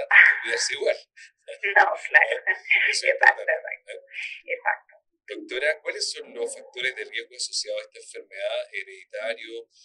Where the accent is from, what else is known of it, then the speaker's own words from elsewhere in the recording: Barcelona, Catalonia, Spain; now in Chile; Yo soy española, soy de Barcelona.